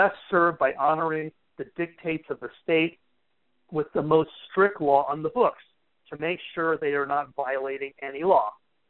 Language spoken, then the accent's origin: English; California, United States; California, a state, you know, my home state